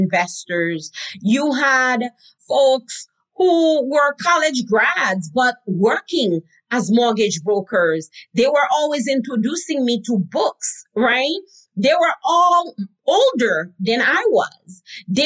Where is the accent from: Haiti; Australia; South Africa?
Haiti; I learned growing up in Haiti